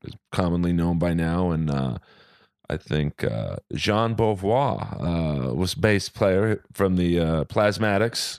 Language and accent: English; Los Angeles, California, United States; I'm a Jew from Bel Air.